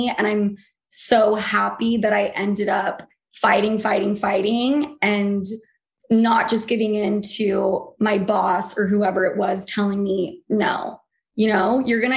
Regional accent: Utah, United States; moved away; also born or lived in New York; I came from Utah.

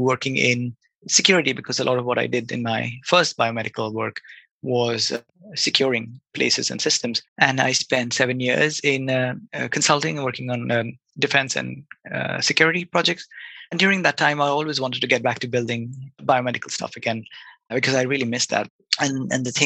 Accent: Kolkata, West Bengal, India; moved away as an adult; also born or lived in Bath, United Kingdom; I grew up in Calcutta, which is a pretty big city in India

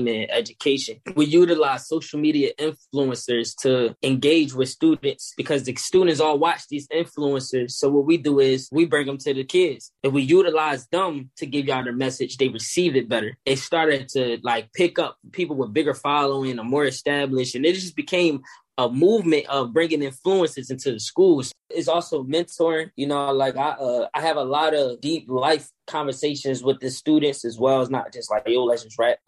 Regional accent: Philadelphia, Pennsylvania, United States; I'm originally from South Philadelphia. I was born and raised there.

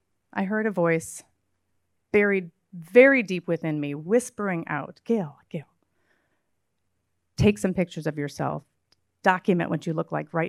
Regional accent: Midwest, United States; I grew up in the Midwest

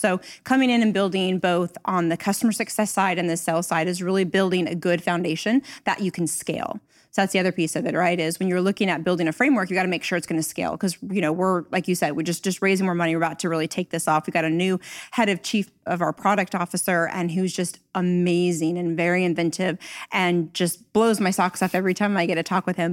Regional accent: Northern California, United States; I'm actually from Northern California, so I started my career here

